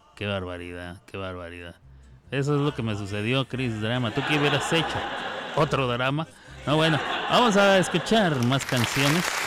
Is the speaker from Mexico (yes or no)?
yes; Mexico; accent: Mexican; mi acento mexicano